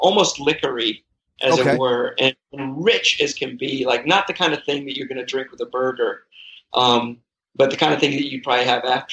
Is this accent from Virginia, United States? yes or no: no; San Antonio, Texas, United States; moved away; I was born in San Antonio